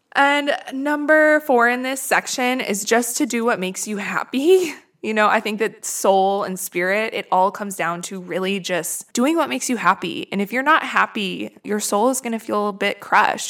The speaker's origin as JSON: {"language": "English", "region": "Midwest", "country": "United States", "moved": "yes", "lives_now": "Los Angeles, United States", "said": "I come from the Midwest where it's very snowy and shitty in the winter"}